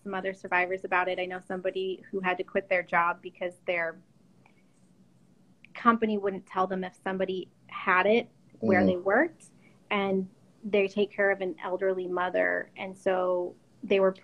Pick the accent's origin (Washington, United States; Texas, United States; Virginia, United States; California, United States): Washington, United States; moved away; I'm originally from Washington